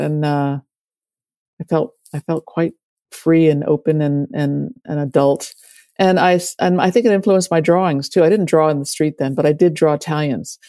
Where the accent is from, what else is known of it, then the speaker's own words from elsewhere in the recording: Washington, District of Columbia, United States; when I was growing up in Washington in the 70s, 60s, and 70s